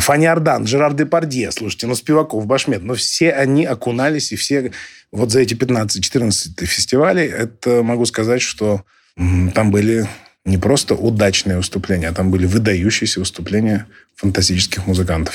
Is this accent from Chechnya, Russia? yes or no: no; Irkutsk, Irkutsk Oblast, Russia; мой родной город Иркутск